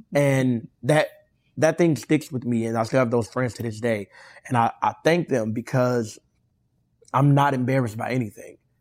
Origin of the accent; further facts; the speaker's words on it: Inglewood, California, United States; I'm from Inglewood